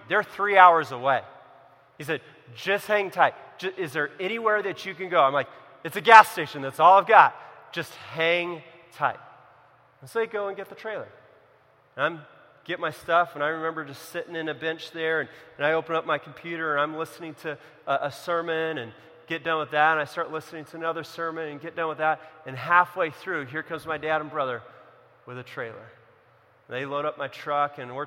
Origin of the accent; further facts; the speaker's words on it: Central California, United States; also born or lived in Los Angeles; I grew up in California, in Central California